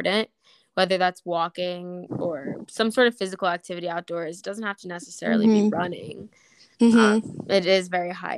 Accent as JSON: {"language": "English", "area": "Westchester", "region": "New York", "country": "United States", "said": "I'm from Westchester, New York"}